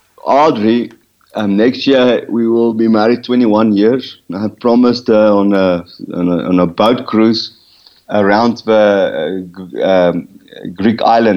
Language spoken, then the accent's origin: English; Rustenburg, North West, South Africa; from Rustenburg.